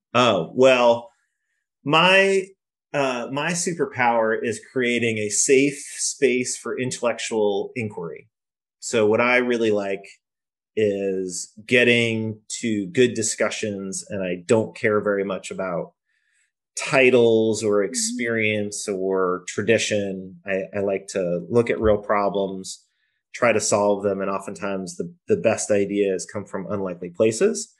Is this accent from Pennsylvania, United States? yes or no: no; Poughkeepsie, New York, United States; moved away as an adult; now in Boston, United States; I grew up in Poughkeepsie, which is just on the end of the train line from New York City